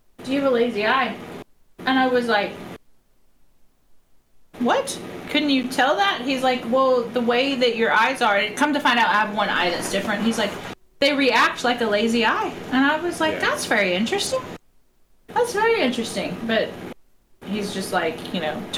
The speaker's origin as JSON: {"language": "English", "region": "Texas", "country": "United States", "accent": "Texas", "said": "me and my Texas accent"}